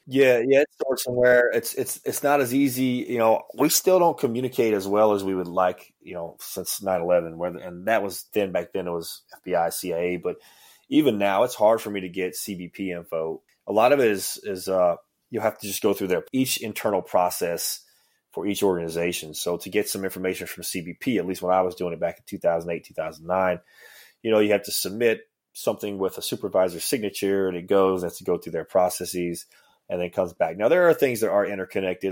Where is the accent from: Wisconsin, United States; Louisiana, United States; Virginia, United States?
Louisiana, United States; Ville Platte; moved away; I'm from a small town called Ville-Platte